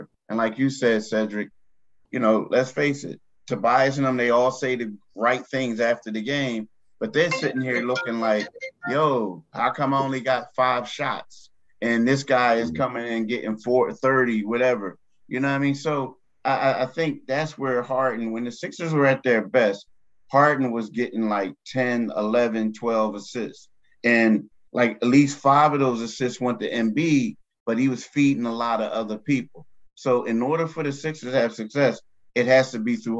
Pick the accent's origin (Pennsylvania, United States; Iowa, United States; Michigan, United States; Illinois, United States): Pennsylvania, United States; Philadelphia; I grew up in Philly.